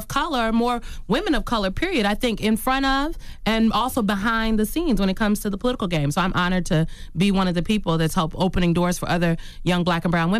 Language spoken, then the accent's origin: English; Omaha, Nebraska, United States; My mom was always in the community. I'm from Omaha, Nebraska. Me and Malcolm X.